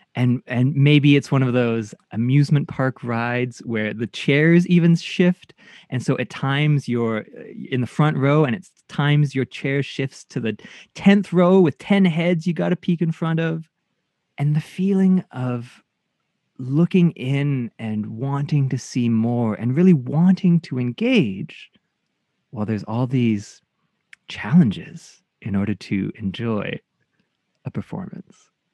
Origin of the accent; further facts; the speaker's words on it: Canada; Japanese Canadian